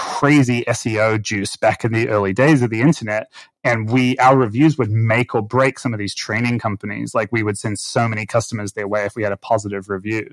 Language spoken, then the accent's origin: English; Auckland, New Zealand; moved away; where I grew up in Auckland, New Zealand